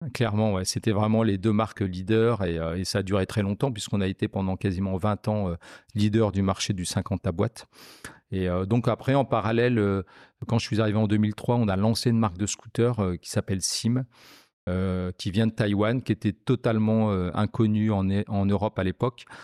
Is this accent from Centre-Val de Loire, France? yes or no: no; Picardy, Hauts-de-France, France; moved away as an adult; now in Lyon, France; Je suis originaire de Picardie et euh, je suis arrivé à Lyon en 2006